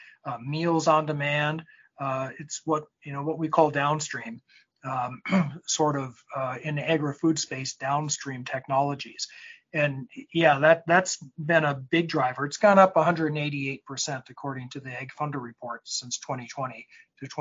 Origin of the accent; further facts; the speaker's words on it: North Dakota, United States; now in Silicon Valley, United States; I'm from North Dakota, and I grew up around agriculture, and I practice in California